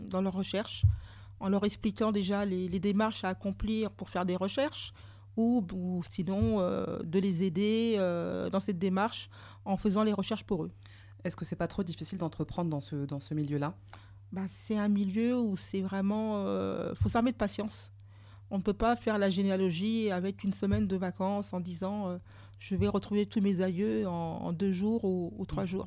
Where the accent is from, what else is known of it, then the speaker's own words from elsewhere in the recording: Martinique; je suis martiniquaise.